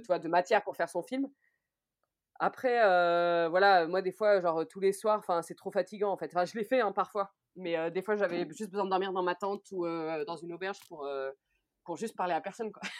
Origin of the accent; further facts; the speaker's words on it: Orléans, Centre-Val de Loire, France; je suis originaire d'Orléans